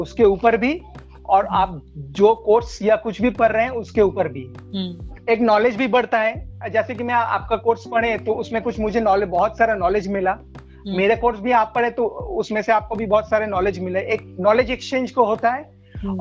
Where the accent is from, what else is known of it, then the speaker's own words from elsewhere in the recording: Kolkata, West Bengal, India; मैं कोलकाता वेस्ट बंगाल से हूँ